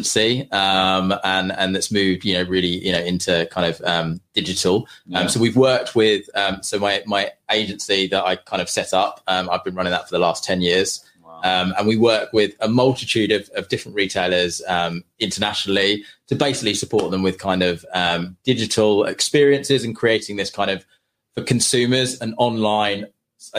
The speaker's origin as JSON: {"language": "English", "town": "St Ives", "region": "East of England", "country": "United Kingdom", "tie": "born or raised there", "also_born_or_lived": "London", "said": "I grew up in St. Ives. So I went to school at St. Ivo"}